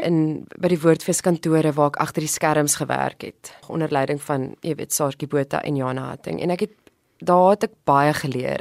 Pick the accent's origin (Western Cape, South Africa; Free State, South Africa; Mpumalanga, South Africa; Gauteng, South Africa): Mpumalanga, South Africa; moved away as an adult; also born or lived in Standerton / Ermelo / Stellenbosch; now in Cape Town, South Africa; ek is gebore in Standerton tussen die kosmosse. Ek het groot geword in Mpumalanga en ek was in hoërskool Ermelo gewees van standaard 6 tot matriek in die koshuis.